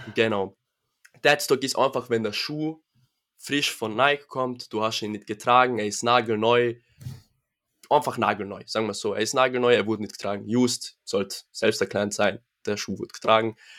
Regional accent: Innsbruck, Tyrol, Austria; komme aus dem schönen Innsbruck, Tirol

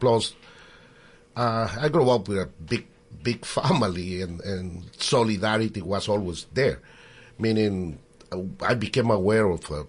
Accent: Guatemala; now in New York, United States; I grew up in Guatemala

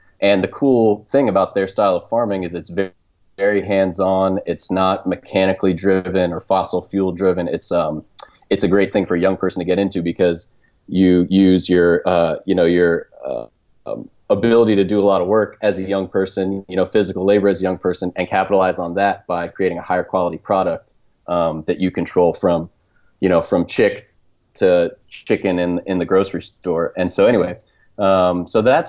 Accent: suburbs outside of DC, Northern Virginia, United States; moved away; I grew up in the suburbs outside of DC, and you know, loved growing up in Northern Virginia

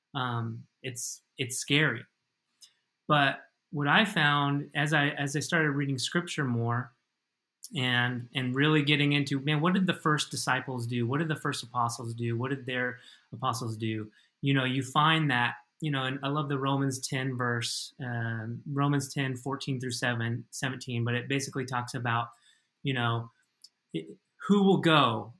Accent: United States; moved away as an adult; now in Madrid, Spain; as an American

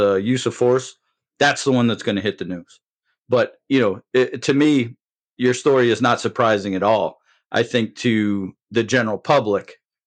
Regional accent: Windsor, Connecticut, United States; moved away as an adult; also born or lived in Germany / Savannah, Georgia; I started my law enforcement career in my hometown of Windsor, Connecticut

